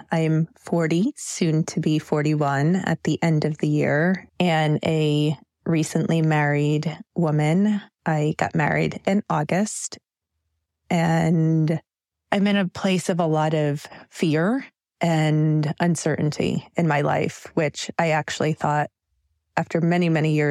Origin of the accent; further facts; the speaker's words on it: Jackson, Mississippi, United States; born there; I was born in 81 in Jackson, Mississippi.